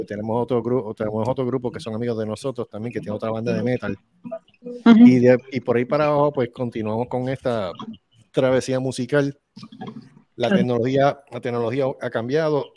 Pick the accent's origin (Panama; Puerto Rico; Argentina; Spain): Puerto Rico; uno como puertorriqueño